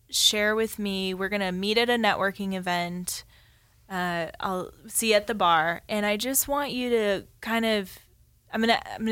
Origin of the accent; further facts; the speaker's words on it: San Diego, California, United States; Uh, I'm originally from San Diego, but I've lived here for six years.